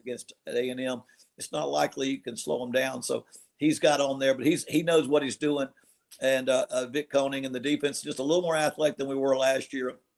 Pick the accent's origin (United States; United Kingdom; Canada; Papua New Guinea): United States; Morgantown, West Virginia; moved away; I grew up in Morgantown